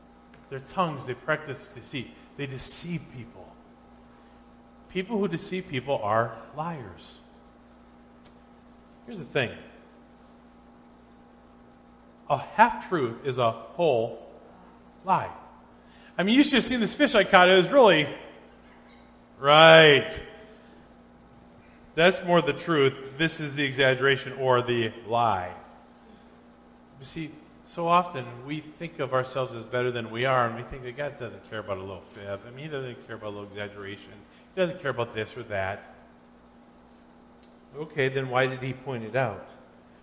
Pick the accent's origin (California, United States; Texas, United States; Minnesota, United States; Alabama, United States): Minnesota, United States; I was in junior high, growing up in Minnesota